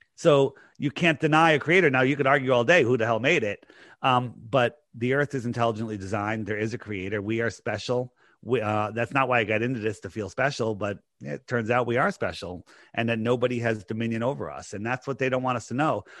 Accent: East Coast, United States; I'm just a normal guy growing up on the East Coast here

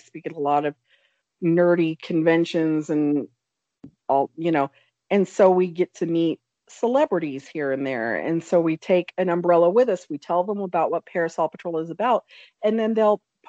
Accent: Oklahoma, United States; now in Colorado, United States; I grew up in Oklahoma

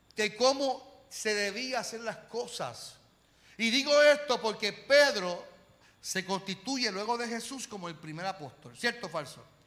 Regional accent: Carolina, Puerto Rico; yo vengo de Carolina

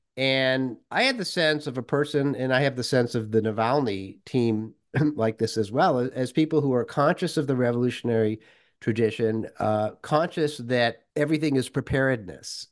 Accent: Worcester, Massachusetts, United States; moved away as an adult; also born or lived in Moscow; growing up in Worcester, Massachusetts

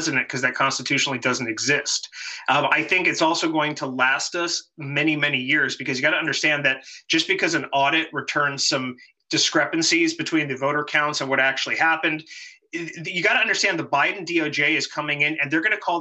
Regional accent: Los Angeles, California, United States; I'm a 17-year-old kid. It's 1999, 1998, 99 in California, Los Angeles, California

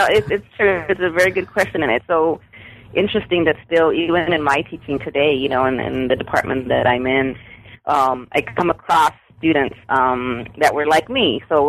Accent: San Antonio, Texas, United States; I'm born and raised in South Texas on the west side of San Antonio. And my grandparents came to South Texas from Mexico. So I'm Mexican-American, Mexican descent, Chicana.

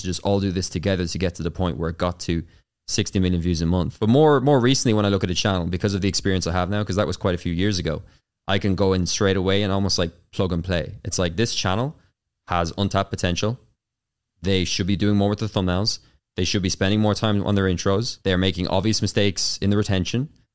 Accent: Carlow, Leinster, Ireland; accent: Irish; growing up in Ireland. So I'm Irish, of course, as you can tell from the, the accent

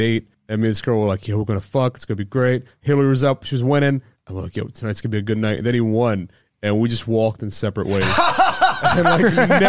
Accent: Maryland, United States; So I'm from Maryland

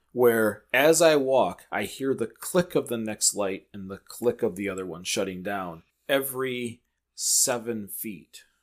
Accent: Michigan, United States; we're from Michigan

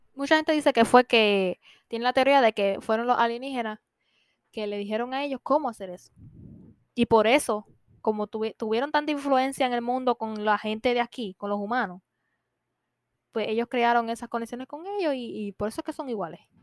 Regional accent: Puerto Rico; nosotros somos de Puerto Rico

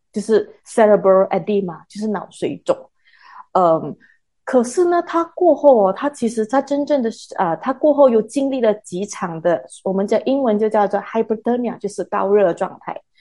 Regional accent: Malaysia; 我们大马

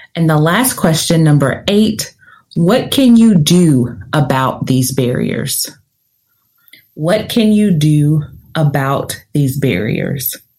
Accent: Nashville, Tennessee, United States; I'm from the South, I'm from Nashville, Tennessee, but I talk fast

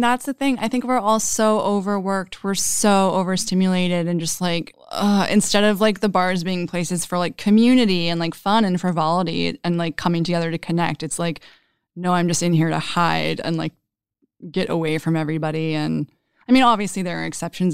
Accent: Dallas, Texas, United States; also born or lived in Austin, Texas; I'm from Dallas and went to college in Austin

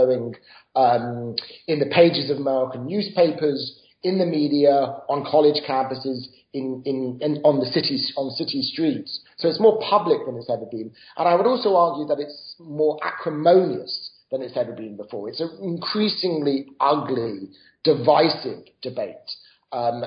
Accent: United Kingdom; moved away as an adult; now in United States; I grew up in Britain

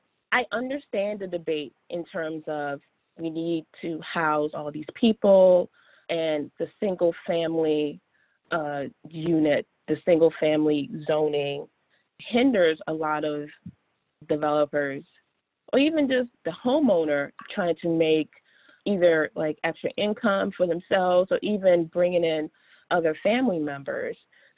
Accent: Washington, District of Columbia, United States; So I grew up, born and raised in Washington, D.C., and I grew up on the corner of North Capitol and New York Avenue.

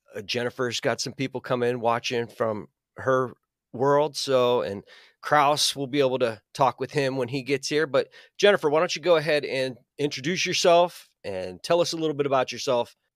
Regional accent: Pittsburgh, Pennsylvania, United States; I'm from the Pittsburgh area. I'm actually about an hour between Pittsburgh and Cleveland

